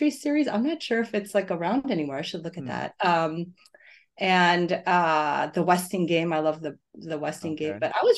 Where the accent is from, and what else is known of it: Ohio, United States; born or raised there; moved away